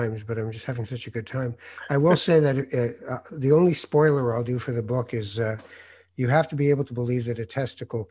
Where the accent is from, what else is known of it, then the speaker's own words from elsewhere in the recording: Tangier, Tanger-Tetouan-Al Hoceima, Morocco; moved away; I was born in Tangiers in Morocco. I'm from North Africa